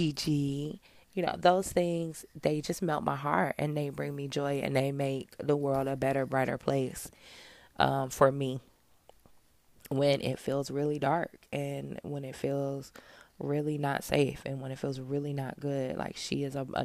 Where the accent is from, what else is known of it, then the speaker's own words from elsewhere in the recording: Michigan, United States; moved away as an adult; also born or lived in Georgia; when I was growing up in Michigan